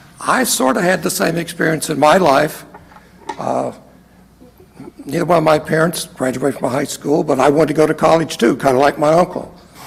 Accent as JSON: {"language": "English", "town": "Harrison", "region": "Ohio", "country": "United States"}